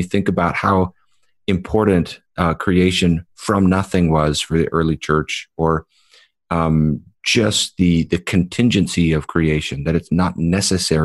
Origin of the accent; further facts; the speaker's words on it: United States; we as American evangelicals